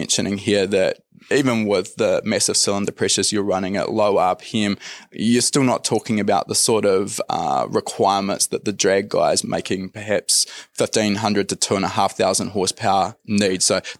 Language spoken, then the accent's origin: English; New Zealand; I'm from New Zealand.